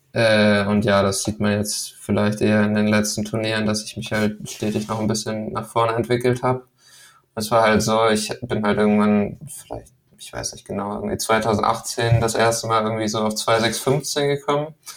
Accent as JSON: {"language": "German", "town": "Lübeck", "region": "Schleswig-Holstein", "country": "Germany", "tie": "born or raised there", "also_born_or_lived": "Denmark", "said": "Also ich komme ja aus Lübeck"}